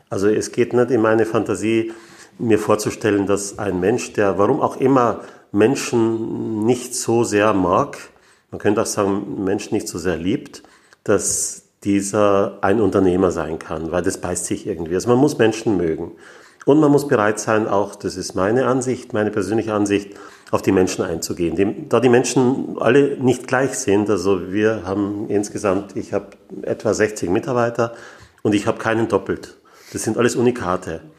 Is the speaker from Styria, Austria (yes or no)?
yes; Graz, Styria, Austria; born there; Ich komme aus Österreich. Ich bin in Graz geboren